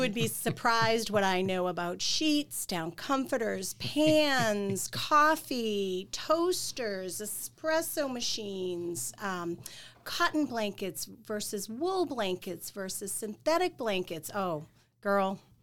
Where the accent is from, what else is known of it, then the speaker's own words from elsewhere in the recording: Quincy, Massachusetts, United States; moved away as an adult; also born or lived in Boston; I'm from Quincy